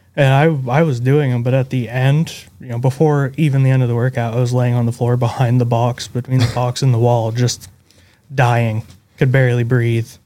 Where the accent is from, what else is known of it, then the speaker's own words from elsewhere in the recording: Northern Vermont, United States; Vermont, Northern Vermont.